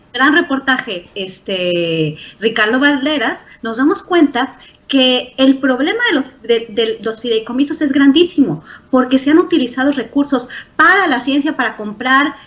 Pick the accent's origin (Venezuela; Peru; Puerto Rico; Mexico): Mexico; now in United States; soy mexicana y porque colaboro con muchos científicos mexicanos, aunque trabajo en Estados Unidos